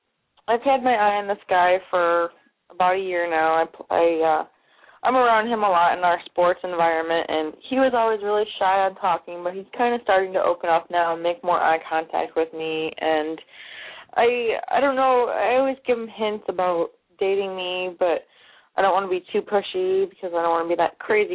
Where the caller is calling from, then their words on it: Cleveland, Ohio, United States; I am from Cleveland, Ohio.